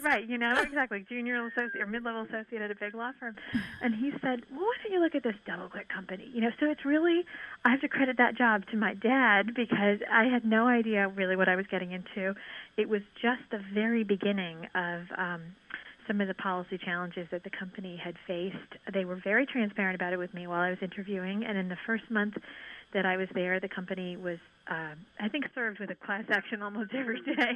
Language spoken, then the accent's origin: English; Northern Ireland, United Kingdom; moved away; also born or lived in New York; my experience having been born in Northern Ireland